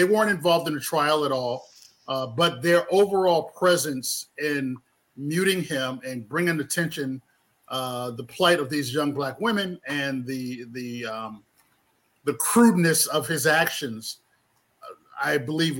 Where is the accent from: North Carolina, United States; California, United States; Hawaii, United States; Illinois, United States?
North Carolina, United States; Rocky Mount; moved away as an adult; also born or lived in Brooklyn, New York / Durham, North Carolina / Cambridge, Massachusetts; now in Atlanta, United States; I'm from Rocky Mount, North Carolina. I was born in Brooklyn. So I was born in Brooklyn and went to high school in North Carolina. Then after I graduated, I kind of floated around different places. I went back to New York City to work.